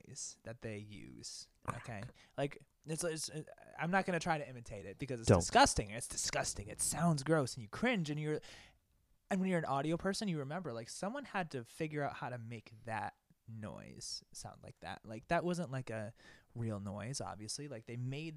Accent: near Syracuse, New York, United States; I'm from the 315 area code

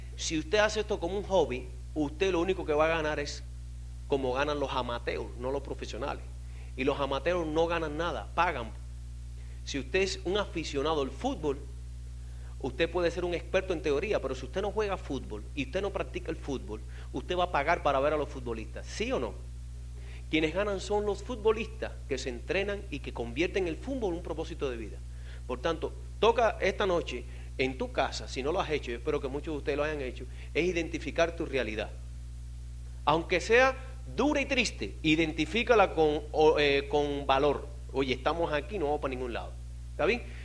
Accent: Cuba; moved away as an adult; also born or lived in Miami; yo vine en balsa de Cuba

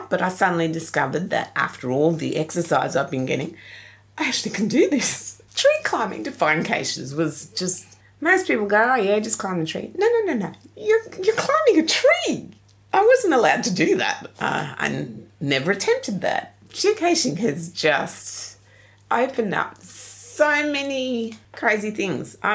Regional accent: England, United Kingdom; I was had swimming lessons at school, but I couldn't swim more than five meters as a kid. Hey, I'm English.

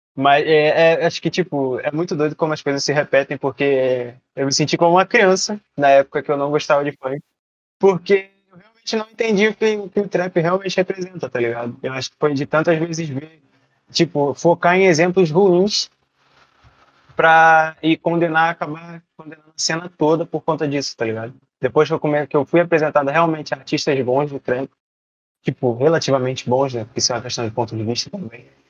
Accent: Nova Iguaçu, Rio de Janeiro, Brazil; eu sou de Nova Iguaçu, sou da Baixada Fluminense aqui

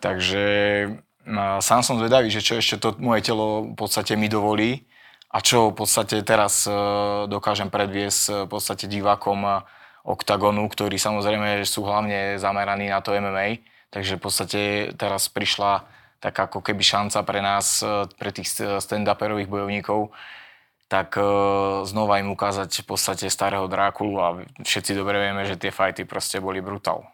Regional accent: Banská Bystrica, Banská Bystrica Region, Slovakia; ja teraz doma v Bystrici

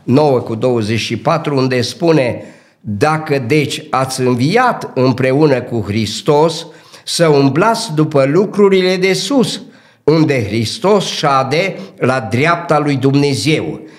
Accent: Dobric, Bistrița-Năsăud, Romania; also born or lived in Cluj; m-am născut în Dobric, județul Bistrița Năsăud, într-o familie modestă care a avut nouă copii

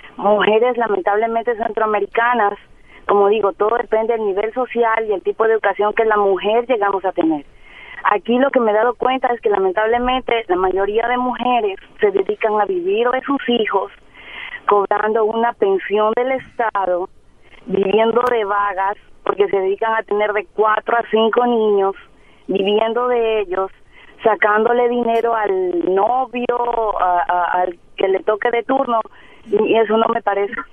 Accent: Ecuador; moved away as an adult; now in Monterrey, Mexico; Yo soy de Ecuador y, y las mujeres de Ecuador, la mayoría tenemos títulos

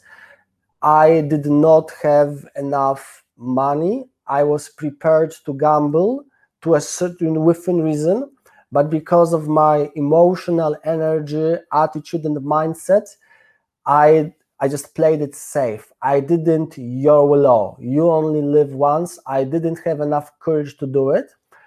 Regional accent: Poland; now in London, United Kingdom; I am from Poland. I live in London

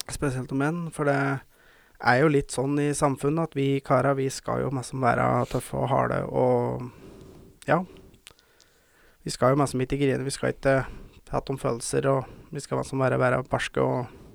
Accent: Verdal, Trøndelag, Norway; jeg føler jeg må ta det på dialekt. For jeg er fra Verdalen

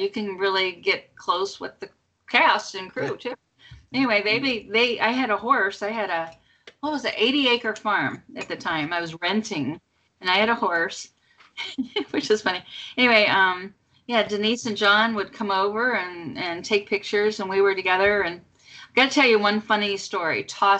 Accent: Pittsburgh, Pennsylvania, United States; moved away as an adult; now in Michigan, United States; Pittsburgh's my home. I was, you know, brought up. I was born and brought up in Pittsburgh.

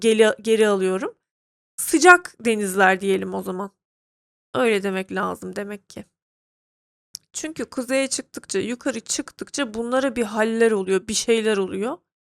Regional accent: Turkey; now in Ankara, Turkey; Ben Türk'üm. Türk kültüründe yetişmişim.

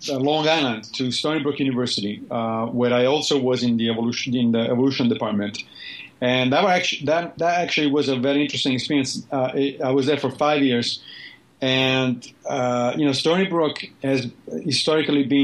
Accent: Rome, Lazio, Italy; now in New York, United States; You know, I grew up in Rome, so I'm, I, I like big cities.

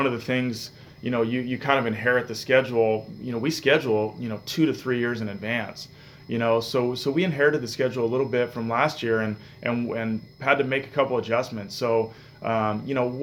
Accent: Bay Area, California, United States; I'm from the Bay Area, so I've always been an A's and Giants fan. I grew up going to the A's and Giants games

